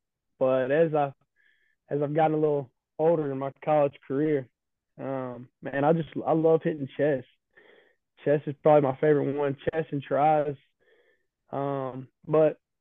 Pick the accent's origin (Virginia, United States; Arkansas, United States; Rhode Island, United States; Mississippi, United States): Mississippi, United States; Independence; also born or lived in Southaven, Mississippi; I grew up in Independence, Mississippi, and then I moved up to DeSoto Central, which is South Haven area. South Haven, Mississippi